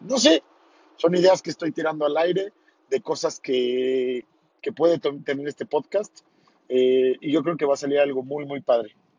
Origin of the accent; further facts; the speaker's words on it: Tequisquiapan, Querétaro, Mexico; voy de regreso hacia mi pueblo, Tequisquiapan